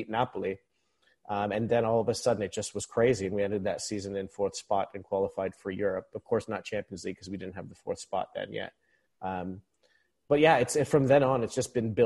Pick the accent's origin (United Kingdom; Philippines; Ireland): Philippines; moved away as an adult; now in United States; I was born and raised in the Philippines, even though I'm stateside now. I've been stateside for about 20 years.